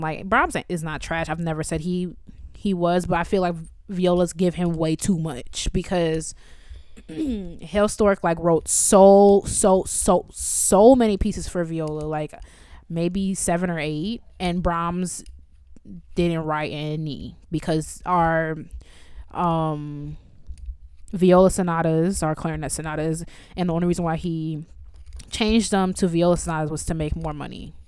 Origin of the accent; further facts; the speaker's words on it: Chicago, Illinois, United States; I'm from the Midwest. I ain't never seen no. I'm from Chicago